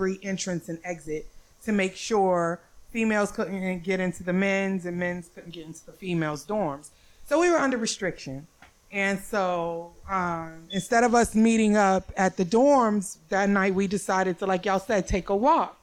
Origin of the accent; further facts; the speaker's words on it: New York, United States; moved away; also born or lived in Salisbury, North Carolina; I was from New York